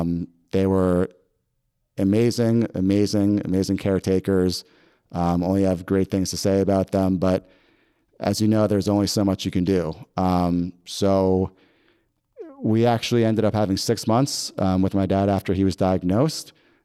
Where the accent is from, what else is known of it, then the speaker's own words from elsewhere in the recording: New York, United States; I grew up in Westchester around the city